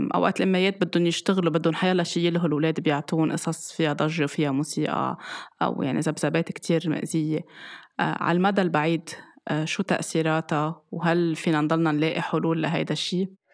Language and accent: Arabic; Lebanon; ومن زمان كان عندنا بلبنان المنبه